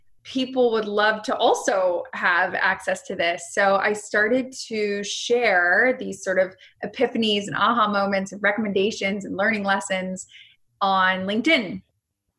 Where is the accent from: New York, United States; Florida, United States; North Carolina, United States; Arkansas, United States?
Florida, United States; South; I grew up in South Florida